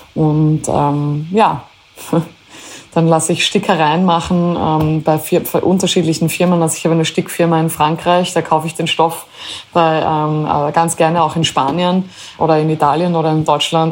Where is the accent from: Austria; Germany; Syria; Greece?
Austria; Styria; also born or lived in Carinthia; für mich als äh, Steirerin, als äh, halbe Kärntnerin, äh, als Österreicherin